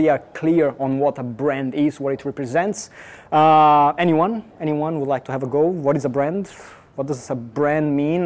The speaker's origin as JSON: {"language": "English", "region": "São Paulo", "country": "Brazil", "moved": "yes", "said": "I am originally from Brazil, from São Paulo"}